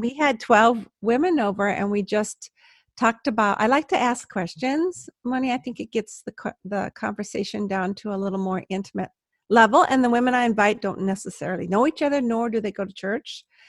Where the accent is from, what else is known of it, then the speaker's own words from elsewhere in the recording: Palos Verdes, California, United States; I'm a California girl